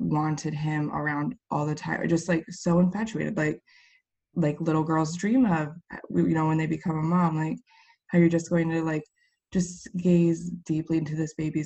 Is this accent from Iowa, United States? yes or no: yes; Central Iowa, United States; I'm from Central Iowa